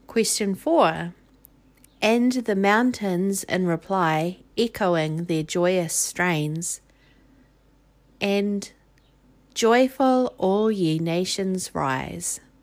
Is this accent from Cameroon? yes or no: no; New Zealand; I'm from New Zealand, it is summer here